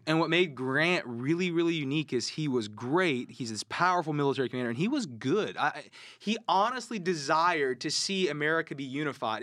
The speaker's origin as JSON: {"language": "English", "region": "the South", "country": "United States", "tie": "born or raised there", "said": "growing up in the South"}